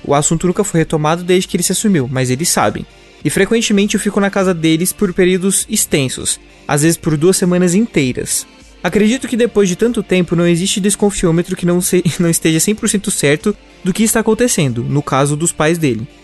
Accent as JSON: {"language": "Portuguese", "region": "a smaller interior town in Minas Gerais", "country": "Brazil", "moved": "yes", "said": "Uberaba não é muito uma cidade interior de Minas Gerais, ela é maior do, do que a de onde eu vim"}